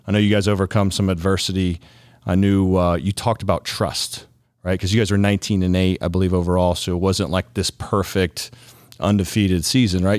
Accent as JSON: {"language": "English", "region": "Ohio", "country": "United States", "tie": "born or raised there", "said": "From Ohio, born and raised"}